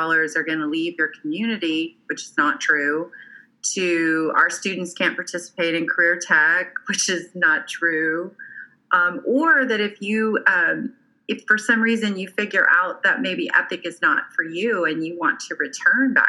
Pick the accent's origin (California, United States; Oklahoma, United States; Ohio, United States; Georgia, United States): Oklahoma, United States; moved away as an adult; also born or lived in Alabama; I was moving back to my home state of Oklahoma